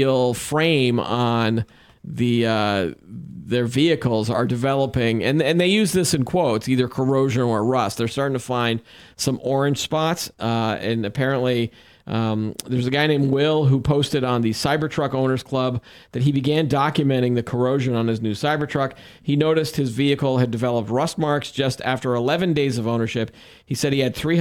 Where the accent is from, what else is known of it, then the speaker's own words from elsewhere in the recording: New England, United States; we're from New England